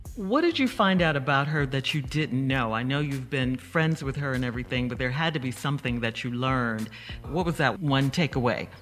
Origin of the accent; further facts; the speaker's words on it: Chicago, Illinois, United States; we're all from Chicago.